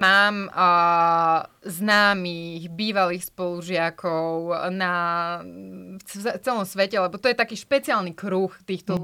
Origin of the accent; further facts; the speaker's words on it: Slovakia; moved away as an adult; also born or lived in France; ako obyčajný Slovák